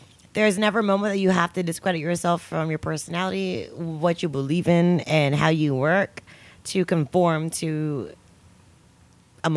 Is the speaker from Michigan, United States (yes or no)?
no; the Bay Area, California, United States; I'm from the Bay, obviously. Yay. I'm from the Bay